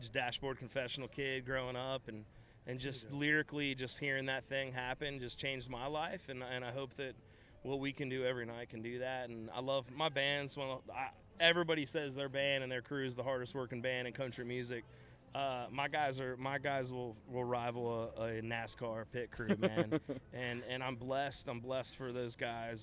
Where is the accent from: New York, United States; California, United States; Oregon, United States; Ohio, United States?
Ohio, United States; Brown County; I'm a Buckeye through and through. I still live in Brown County, Ohio.